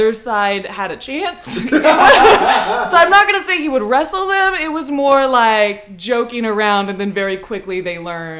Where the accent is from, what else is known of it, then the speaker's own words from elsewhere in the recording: Hillsboro, Oregon, United States; I grew up in Hillsboro, Oregon, okay. Like in the country of it.